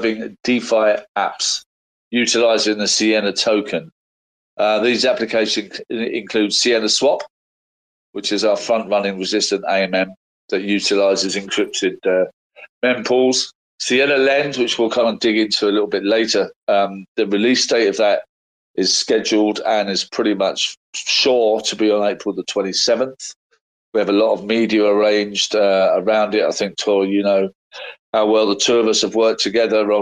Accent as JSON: {"language": "English", "region": "London", "country": "United Kingdom", "said": "as a Londoner"}